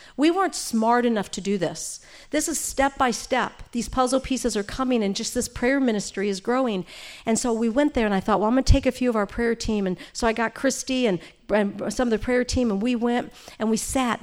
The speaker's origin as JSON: {"language": "English", "town": "St. Louis", "region": "Missouri", "country": "United States", "moved": "yes", "lives_now": "California, United States", "said": "I'm from Saint Louis."}